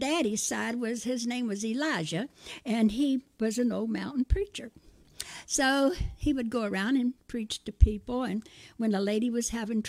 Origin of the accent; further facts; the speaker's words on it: Maryland, United States; It was in Maryland, because Daddy was born and raised in the Blue Ridge Mountains of Virginia.